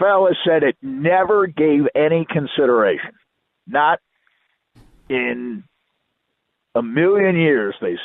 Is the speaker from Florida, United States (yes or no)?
no; New York, United States; I'm growing up in New York and I'm a huge Jets fan